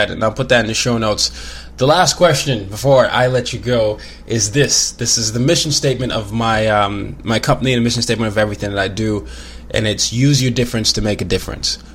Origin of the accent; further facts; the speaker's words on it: Nigeria; I'm like, I'm Nigerian, but I lived in this and this. But now I just say, you know, I'm a I'm a third culture kid.